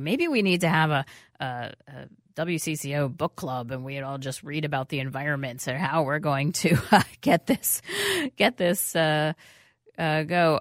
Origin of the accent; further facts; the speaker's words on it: New York City, New York, United States; moved away; I grew up in New York City